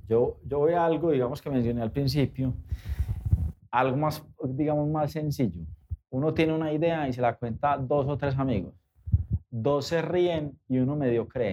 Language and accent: Spanish; Colombia